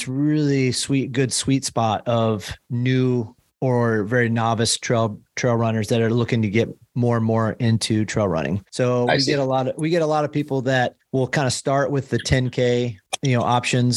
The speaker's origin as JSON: {"language": "English", "region": "Midwest", "country": "United States", "moved": "yes", "lives_now": "San Diego, United States", "said": "I'm originally from the Midwest"}